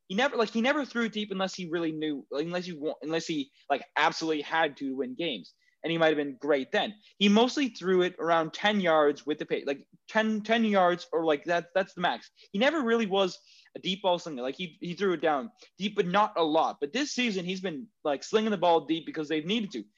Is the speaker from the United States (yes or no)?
no; Canada; as Canadian taxpayers